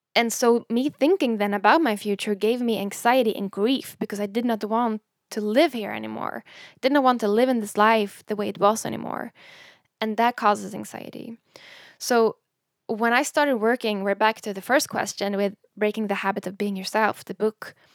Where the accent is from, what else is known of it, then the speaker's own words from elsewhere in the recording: Sweden; English is a second language; moved away; when I was younger, growing up in Sweden